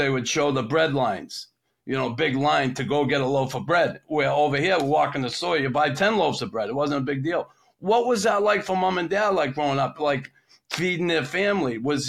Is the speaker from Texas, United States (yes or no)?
no; Boston, Massachusetts, United States; because me growing up here, growing up in Boston, and my father was a military guy